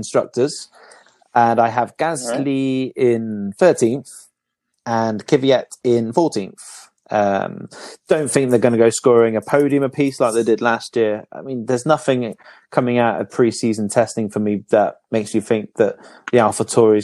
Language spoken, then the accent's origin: English; United Kingdom; We're the Brits.